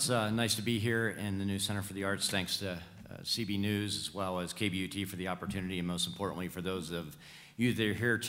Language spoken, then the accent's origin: English; Baltimore, Maryland, United States; now in Gunnison County, United States; I was born and raised in Baltimore, and I have called Gunnison County home for the last 28 years.